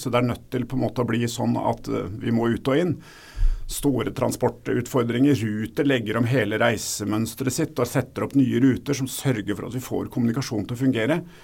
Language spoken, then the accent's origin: Norwegian; Oslo, Norway; Jeg kommer fra Oslo